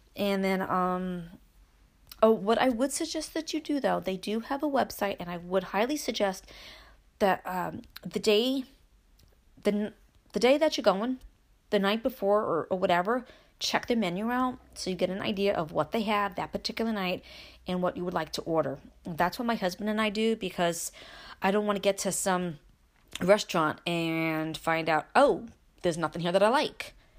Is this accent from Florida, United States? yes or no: no; Brooklyn, New York, United States; moved away as an adult; now in Upstate New York, United States; I grew up in Brooklyn. Yes, I moved after I married my husband and we came upstate